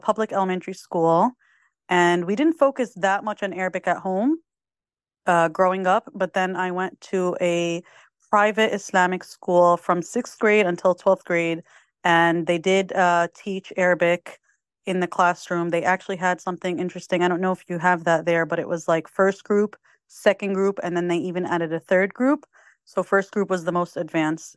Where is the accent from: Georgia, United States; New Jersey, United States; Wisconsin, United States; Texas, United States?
New Jersey, United States; I was born and raised in the United States, in the state of New Jersey